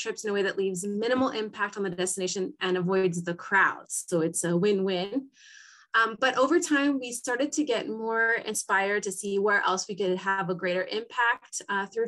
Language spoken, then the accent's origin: English; San Diego, California, United States; moved away as an adult; now in Lima, Peru; I grew up in San Diego, California, and I still visit regularly, but I've actually been based in Lima, Peru for over the last decade